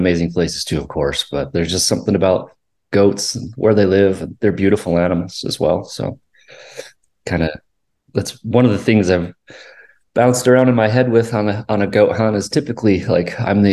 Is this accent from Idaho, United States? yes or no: yes; Idaho Falls, Idaho, United States; I'm from southeastern Idaho, born and raised in the Idaho Falls area.